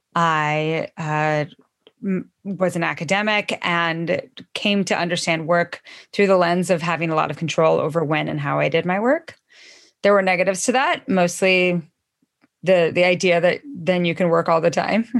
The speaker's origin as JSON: {"language": "English", "region": "Idaho", "country": "United States", "also_born_or_lived": "Missoula, Montana", "moved": "yes", "lives_now": "Washington, United States", "said": "I'm from Idaho originally"}